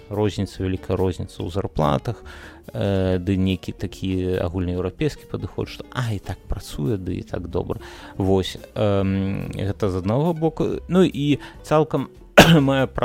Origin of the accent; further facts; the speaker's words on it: Belarus; мы як беларусы мы цалкам такія яшчэ маладыя так у нас там працэсы толькі-толькі пачалі будавацца